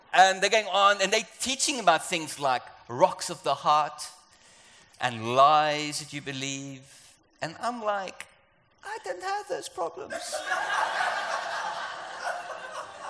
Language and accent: English; South Africa; moved away; also born or lived in London; I'm South African, or you can hear my accent is different